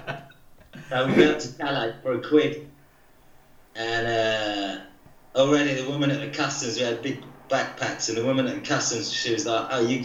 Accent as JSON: {"language": "English", "area": "near Heathrow, just outside southwest London", "region": "South East England", "country": "United Kingdom", "tie": "born or raised there", "moved": "as an adult", "lives_now": "France", "said": "I was born just next to Heathrow, about half an hour away, just outside southwest London."}